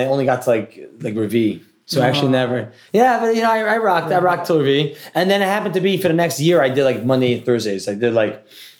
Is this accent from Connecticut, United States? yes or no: yes; New Haven, Connecticut, United States; I grew up in New Haven, Connecticut.